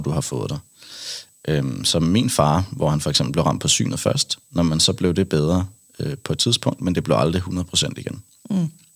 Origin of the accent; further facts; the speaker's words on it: Kattinge, Zealand, Denmark; jeg er fra en lille by ude fra, ude fra Roskilde. Mm. Øh, 10 km væk, en lille, en lille landsby, der hedder Kattinge